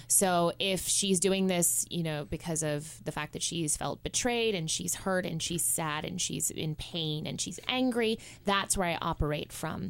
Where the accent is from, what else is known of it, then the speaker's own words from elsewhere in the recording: Cayman Islands; moved away; I'm originally from the Cayman Islands